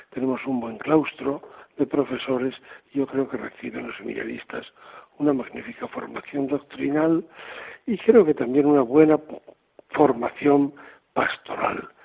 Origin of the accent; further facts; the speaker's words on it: Castile, Spain; now in Seville, Spain; Yo mm, soy castellano, pero llevo ya desde el año 2003 en Andalucía primero como obispo de Córdoba y ahora como arzobispo de Sevilla.